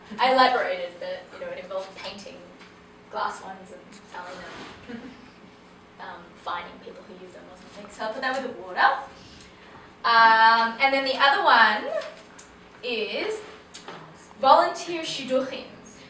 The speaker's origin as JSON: {"language": "English", "town": "New York City", "region": "New York", "country": "United States", "said": "I'm from Brooklyn, as you can tell."}